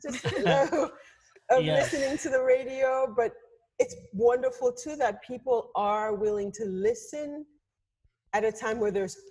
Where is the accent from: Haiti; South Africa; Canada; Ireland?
Haiti; moved away; I grew up like in Haiti in a culture of radio